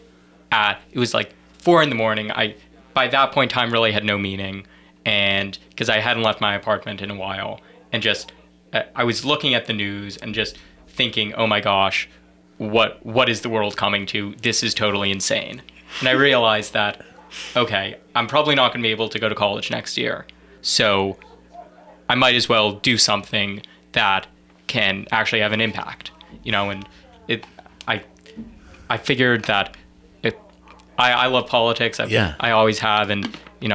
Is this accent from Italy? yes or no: no; New York City, New York, United States; moved away as an adult; now in Murfreesboro, United States; I'm from New York City, Manhattan.